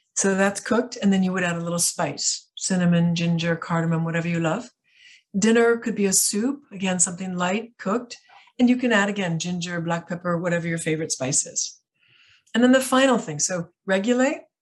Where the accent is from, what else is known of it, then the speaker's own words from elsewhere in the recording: outside of Chicago, Illinois, United States; moved away; also born or lived in Italy / France; I grew up outside of Chicago